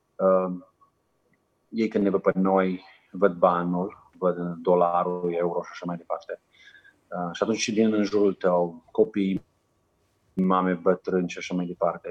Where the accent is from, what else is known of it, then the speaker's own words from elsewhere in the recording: Romania; moved away as an adult; also born or lived in Macedonia; now in Niger; Noi ca și români putem să învățăm o limbă foarte ușor